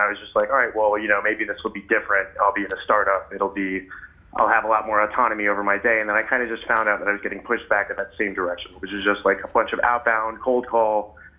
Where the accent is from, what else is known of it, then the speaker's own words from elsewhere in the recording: Tarrytown, New York, United States; I'm from Tarrytown originally.